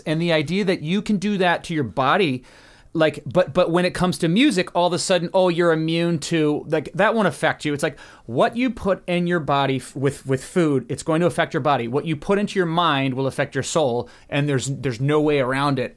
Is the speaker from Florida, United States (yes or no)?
no; Southern Maryland, United States; now in Los Angeles, United States; I'm from Maryland, uh, Southern Maryland people